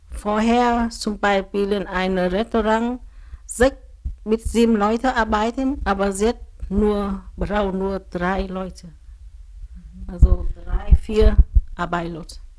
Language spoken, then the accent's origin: German; Vietnam; German is a second language; now in Greifswald, Germany; Ich komme aus Vietnam. Ich spreche Vietnamesisch und ein bisschen Deutscher und Susi. Ähm, ich ähm, vor langer Zeit ich nach Deutschland gezogen